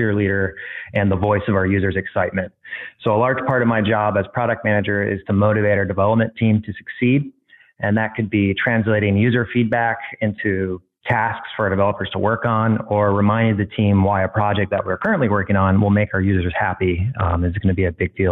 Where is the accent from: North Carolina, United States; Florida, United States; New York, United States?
North Carolina, United States; Stallings; now in San Francisco, United States; I'm from Stallings, North Carolina, which is just south of Charlotte, North Carolina. And I'm currently residing and working in San Francisco, California